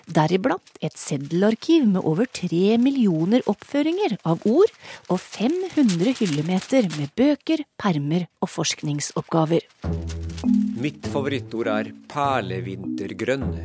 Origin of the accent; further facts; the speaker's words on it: Voss, Vestland, Norway; accent: Vossamål; Jeg har Vossamål.